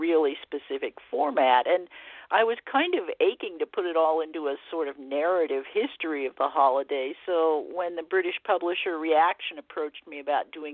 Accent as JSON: {"language": "English", "town": "Arcadia", "region": "California", "country": "United States", "tie": "born or raised there", "said": "I grew up here in the Southern California area in the 60s mainly, when it was kind of the golden age of trick-or-treat. Our whole neighborhood in Arcadia was into it"}